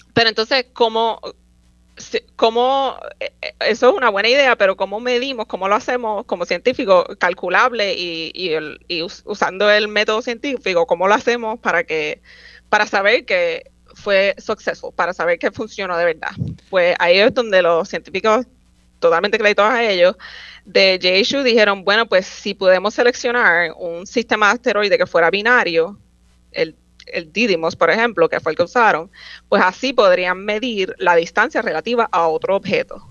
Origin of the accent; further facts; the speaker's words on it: Guaynabo, Puerto Rico; moved away as an adult; also born or lived in San Juan, Puerto Rico / Troy, New York; yo nací en San Juan, me crié en Guaynabo